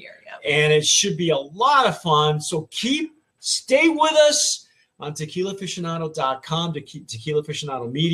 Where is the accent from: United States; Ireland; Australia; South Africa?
United States; Southern California; moved away; I'm from Southern California originally